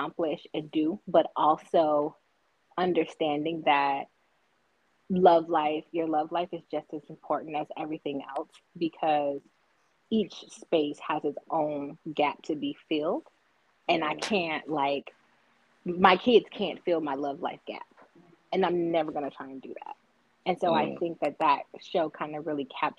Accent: United States; from Clark County

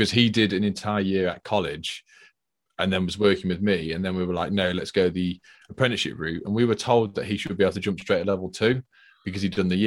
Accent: United Kingdom; I'm from the Midlands

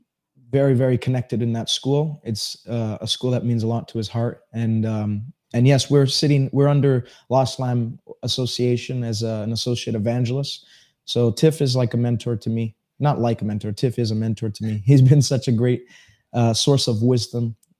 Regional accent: Montreal, Quebec, Canada; born and raised in Montreal.

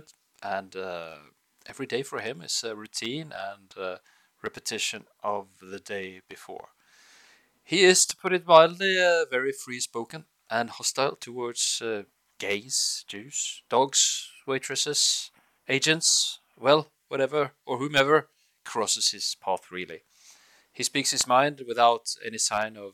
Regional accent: Bergen, Vestland, Norway; English is a second language; I hail from Bergen in Norway, Scandinavia.

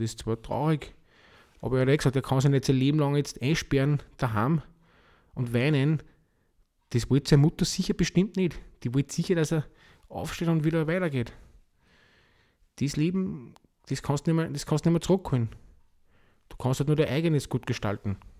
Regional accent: Austria; Bei uns in Österreich

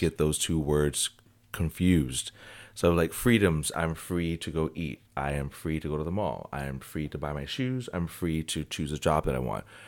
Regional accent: United States; I love being American

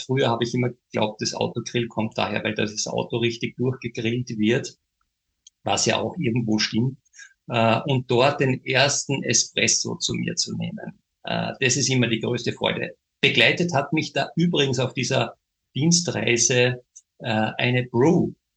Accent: Austria; wir im kleinen Österreich

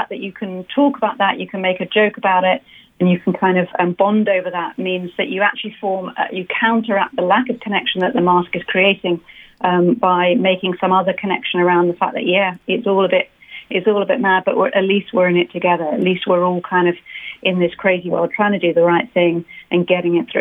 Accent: London, United Kingdom; moved away; I'm from London

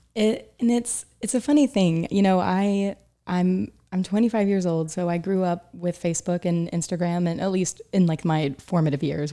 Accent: Chattanooga, Tennessee, United States; moved away as an adult; also born or lived in Boone, North Carolina / Atlanta, Georgia / Oxford; now in New York City, United States; I was raised in Chattanooga, Tennessee

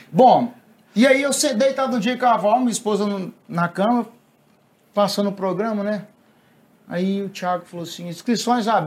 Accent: Anápolis, Goiás, Brazil; Sou lá de Anápolis

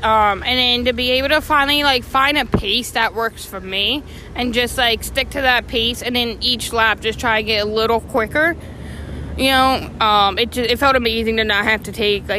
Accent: Absecon, New Jersey, United States; I'm from Absecon

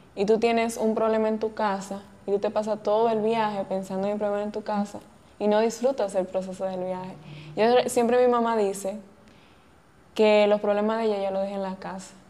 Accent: Salcedo, Hermanas Mirabal, Dominican Republic; yo empecé en Salcedo y yo sigo grabando en Salcedo en mi pueblo. Amo mi pueblo

